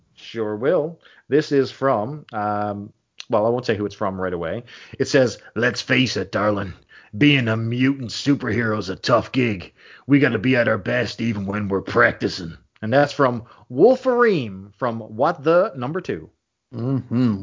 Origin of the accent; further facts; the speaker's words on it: Canada; I'm a Canadian boy